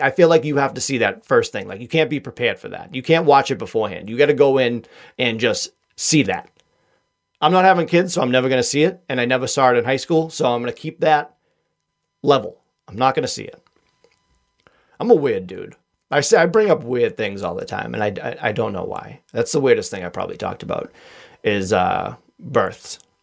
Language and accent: English; Boston, Massachusetts, United States; accent: Boston; my Boston accent